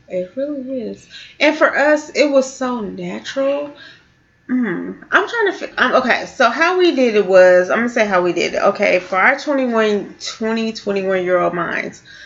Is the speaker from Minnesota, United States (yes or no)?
no; California, United States; now in St. Louis, United States; growing up in California